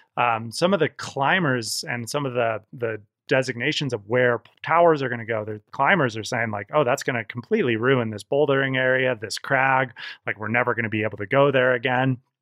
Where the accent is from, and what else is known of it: Olympic Valley, California, United States; born or raised there; also born or lived in Santa Cruz